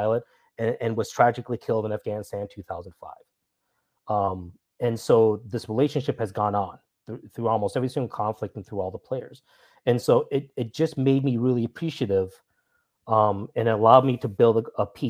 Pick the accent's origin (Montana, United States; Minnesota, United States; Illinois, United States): Minnesota, United States; moved away; I'm from Minnesota originally